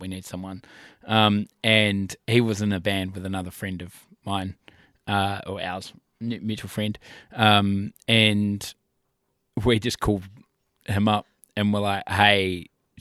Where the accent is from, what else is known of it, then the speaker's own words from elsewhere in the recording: Nelson, New Zealand; moved away as an adult; now in Christchurch, New Zealand; I'm actually from Nelson originally. Then I moved down to here in 08. But me and a fella called AJ were mates from high school